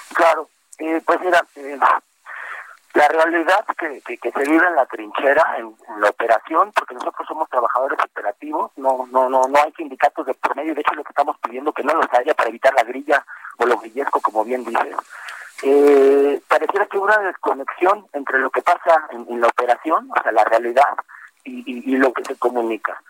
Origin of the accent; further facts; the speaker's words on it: Mexico; nací en la Gineco 4 del IMSS, fui a una guardería